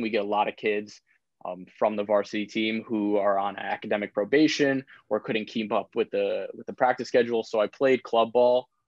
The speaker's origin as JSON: {"language": "English", "town": "Old Westbury", "region": "New York", "country": "United States", "said": "I'm from Long Island. Um, from Old Westbury, it's kind of like middle of the middle of Nassau County"}